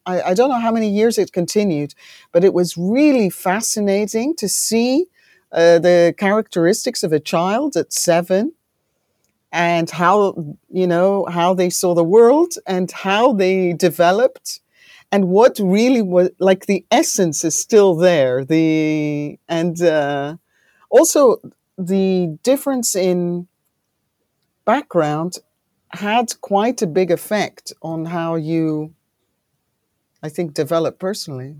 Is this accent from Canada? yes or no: no; Greece; also born or lived in United Kingdom / London; now in Netherlands; I'm born in the U K, but I grew up in Greece